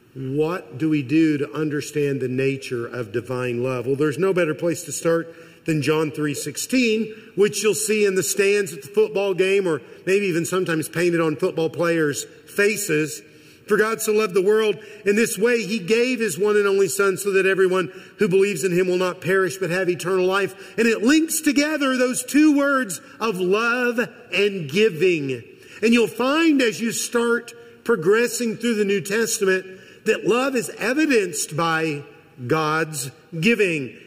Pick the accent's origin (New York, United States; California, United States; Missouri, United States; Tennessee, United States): Missouri, United States; I am from Missouri. I'm almost a lifelong Missourian.